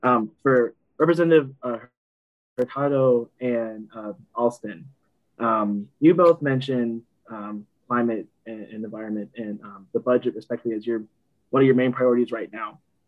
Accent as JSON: {"language": "English", "town": "New Bern", "region": "North Carolina", "country": "United States", "moved": "as an adult", "lives_now": "Raleigh, United States", "said": "I'm originally from New Bern, North Carolina, but I'm currently in Raleigh, so I'm just outside of all of your districts."}